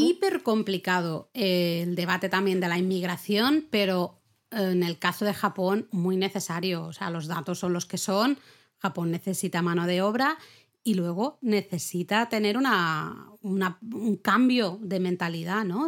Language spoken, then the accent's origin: Spanish; Spain; aquí en España